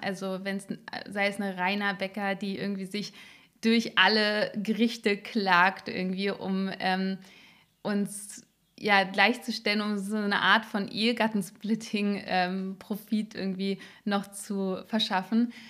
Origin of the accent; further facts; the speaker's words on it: Berlin, Germany; Ich bin in Marzahn aufgewachsen